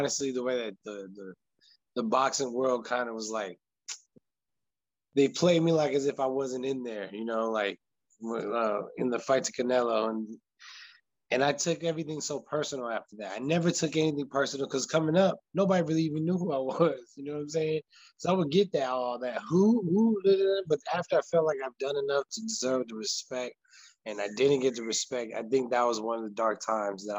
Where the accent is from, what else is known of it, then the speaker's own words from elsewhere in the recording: New Mexico, United States; I'm a brother from New Mexico